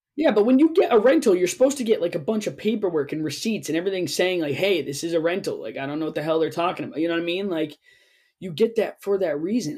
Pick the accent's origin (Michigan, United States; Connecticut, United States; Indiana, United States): Connecticut, United States; Ellington; where we grew up in Ellington